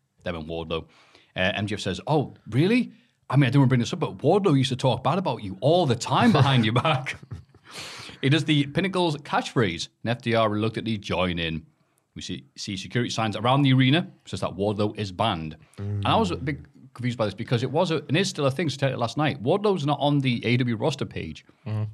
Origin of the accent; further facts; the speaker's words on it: United Kingdom; I'm a British